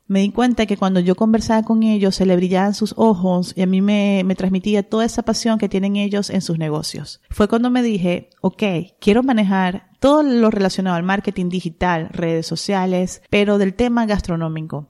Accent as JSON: {"language": "Spanish", "country": "Venezuela", "also_born_or_lived": "Maracaibo, Zulia, Venezuela", "moved": "as an adult", "lives_now": "Monterrey, Mexico", "said": "Soy venezolana. Eh, tengo 12 años viviendo en Monterrey, México"}